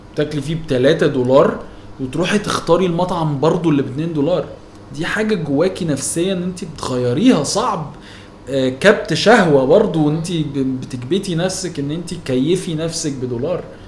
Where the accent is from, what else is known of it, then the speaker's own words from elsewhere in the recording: Egypt; انا مصري قوي يعني عايش في مصر بحب مصر مرتبط بالشارع اللي انا متربي فيه